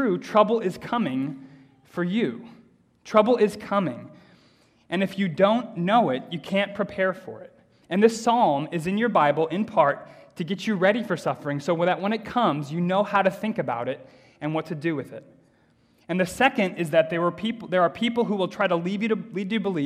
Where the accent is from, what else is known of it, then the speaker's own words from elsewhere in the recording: United States; moved away; when I was growing up in America